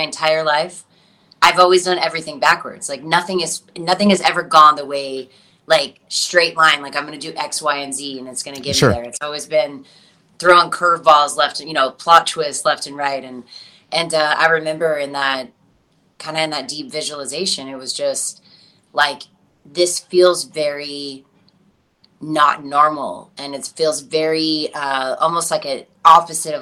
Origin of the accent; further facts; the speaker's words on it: Texas, United States; also born or lived in Los Angeles, United States; now in New York, United States; I'm a Texas girl through and through